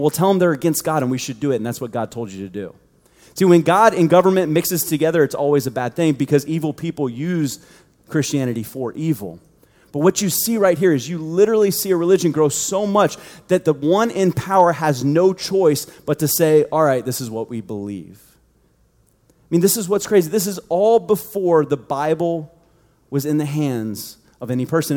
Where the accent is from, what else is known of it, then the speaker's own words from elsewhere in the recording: United States; we grew up in the United States